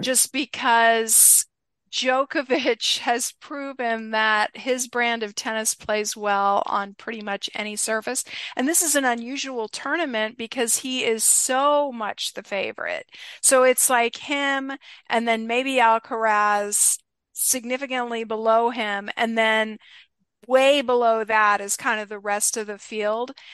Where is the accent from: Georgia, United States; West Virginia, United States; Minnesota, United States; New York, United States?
Georgia, United States; Atlanta; I was a sports fan growing up in the Atlanta, Georgia area